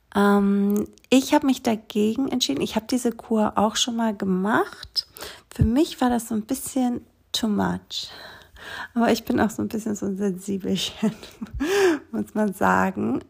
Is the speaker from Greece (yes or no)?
yes; Greece; moved away; Ich bin dann Mitte Mai mit meinen Kindern zurückgewandert nach Griechenland auf der kleinen Insel, wo ich aufgewachsen bin.